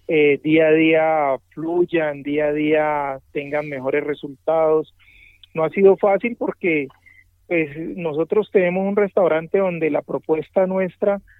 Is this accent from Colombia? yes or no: yes; Cali, Valle del Cauca, Colombia; yo vengo de Cali, eh, mi familia toda es del Pacífico, de Buenaventura.